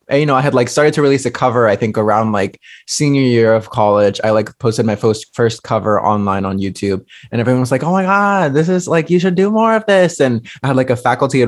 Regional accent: Fairfield, California, United States; where I grew up from in Fairfield, which is like 45 minutes from San Francisco

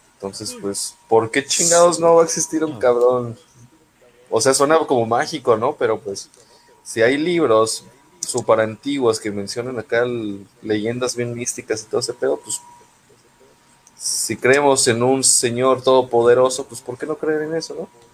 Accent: Mexico; como mexicano

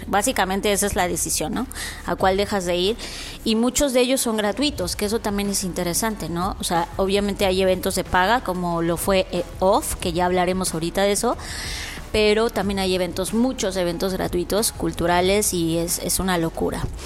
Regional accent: Mexico

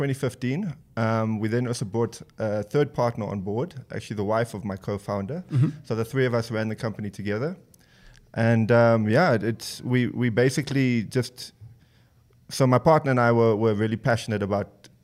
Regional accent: Windhoek, Khomas, Namibia; also born or lived in Cape Town, South Africa; I grew up here in Windhoek.

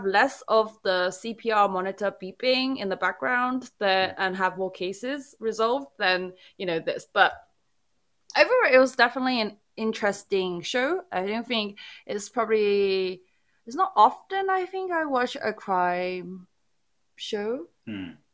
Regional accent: United Kingdom; I fail as a Brit

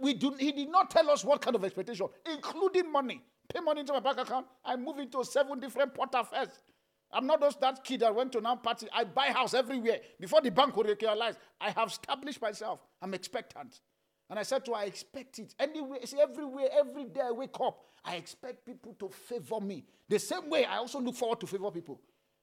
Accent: Nigeria; I said, as a pastor, as a Nigerian, which of the two?

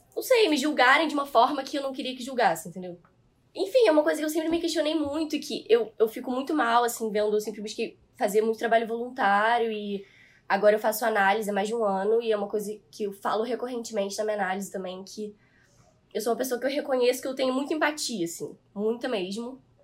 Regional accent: Petrópolis, Rio de Janeiro, Brazil; moved away as an adult; now in Rio de Janeiro, Brazil; eu não sou daqui, né? Eu sou de Petrópolis, eu nasci lá

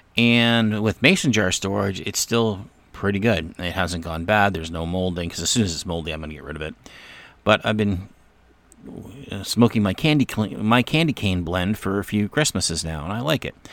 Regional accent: Canada; I am from Canada.

